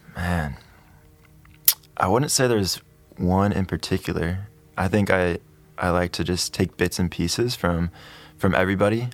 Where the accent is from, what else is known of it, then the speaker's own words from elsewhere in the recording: Pleasanton, California, United States; moved away as an adult; also born or lived in Idaho / Atlanta, Georgia; I'm from California. Uh, I was born and raised in Pleasanton. It's in the Bay Area